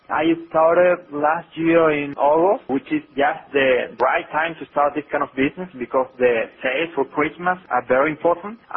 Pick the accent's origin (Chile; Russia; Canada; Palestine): Chile; also born or lived in Dallas, United States; I was born in Chile, yes.